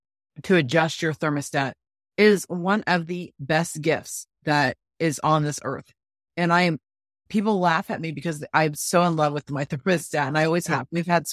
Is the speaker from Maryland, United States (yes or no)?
no; North Florida, United States; moved away; I grew up in Florida, and I know there, but North Florida.